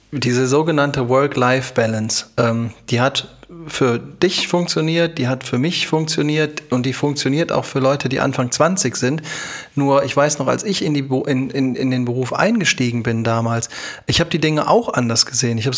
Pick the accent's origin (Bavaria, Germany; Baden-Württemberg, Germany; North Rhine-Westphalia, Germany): North Rhine-Westphalia, Germany; Düsseldorf; ich komme aus Düsseldorf